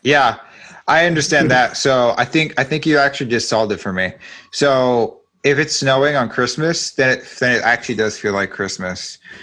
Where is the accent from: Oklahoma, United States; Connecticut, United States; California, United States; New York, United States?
California, United States; now in Texas, United States; I'm originally from California